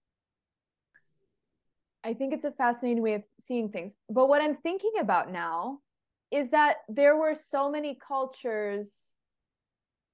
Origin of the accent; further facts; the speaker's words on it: Southern California, United States; now in Michigan, United States; I'm from Southern California.